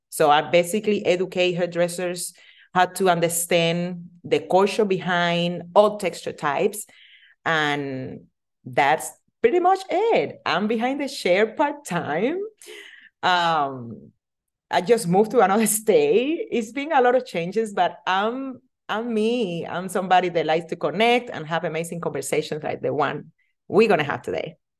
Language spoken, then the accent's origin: English; Cuba; English is a second language; moved away as an adult; also born or lived in Las Vegas, United States; now in United States; I'm original from Cuba. I'm immigrate to United States on two thousand four. Didn't speak any English.